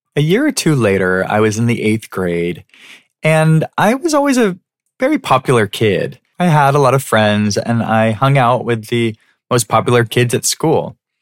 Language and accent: English; San Diego, California, United States; I loved growing up in San Diego